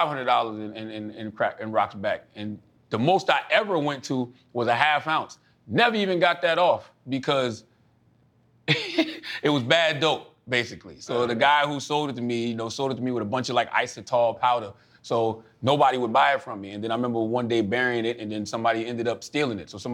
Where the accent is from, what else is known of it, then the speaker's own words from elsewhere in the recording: Moncks Corner, South Carolina, United States; Charleston, South Carolina, which is 30 minutes from my hometown, I was just talking like we talked in Monk's Corner